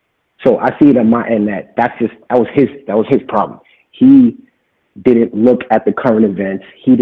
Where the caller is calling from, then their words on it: New York, United States; nice to meet you. I'm from New York.